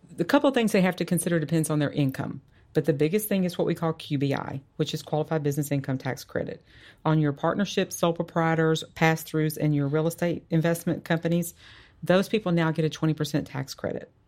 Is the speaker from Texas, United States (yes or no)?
yes; Dallas, Texas, United States; also born or lived in Georgia; I grew up here in the Dallas area